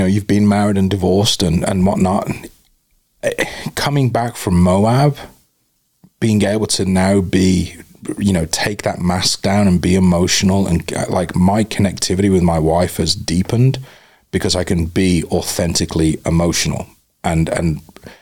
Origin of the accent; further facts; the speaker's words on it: United Kingdom; moved away as an adult; now in Tucson, United States; I'm ex-military and I'm British